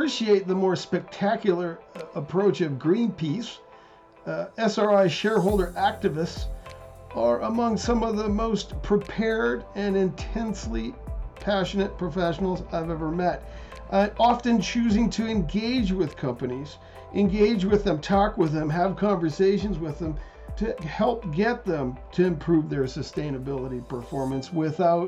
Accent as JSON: {"language": "English", "country": "Canada", "said": "I'm Canadian"}